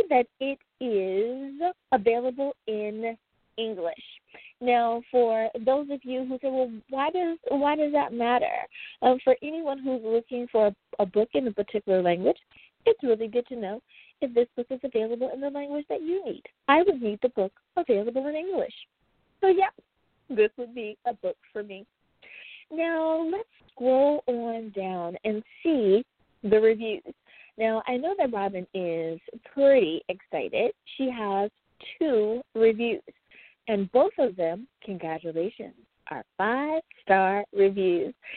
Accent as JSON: {"language": "English", "country": "United States", "said": "my home country, the great United States of America"}